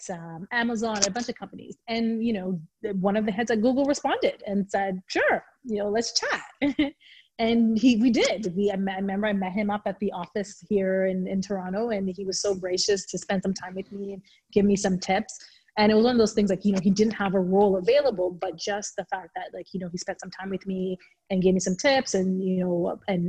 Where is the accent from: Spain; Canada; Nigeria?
Nigeria; moved away; growing up in Nigeria